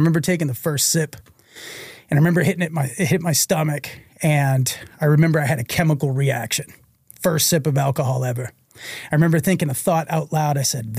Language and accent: English; Reading, Massachusetts, United States; And I grew up in an alcoholic home in Reading, Massachusetts. Like I said, it's about, you know, a suburb of Boston.